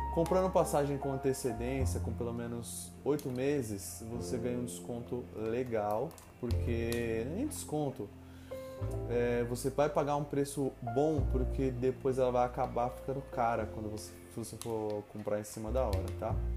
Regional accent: Brazil; moved away; eu era brasileira

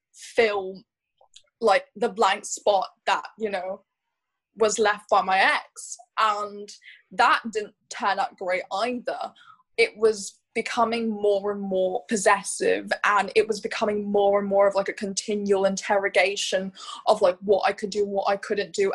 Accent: Hong Kong; growing up in Hong Kong, going into an international school, I went to a school called West Island School

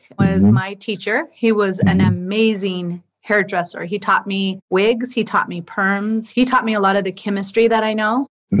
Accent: Lajes, Azores, Portugal; My family's from Riverside, California, but we were born and raised in Portugal, Lajes Air Force Base.

